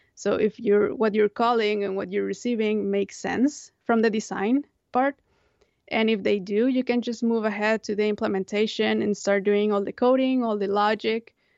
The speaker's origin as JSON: {"language": "English", "town": "Monterrey", "region": "Nuevo León", "country": "Mexico", "tie": "born or raised there", "moved": "yes", "said": "I grew up in Monterrey"}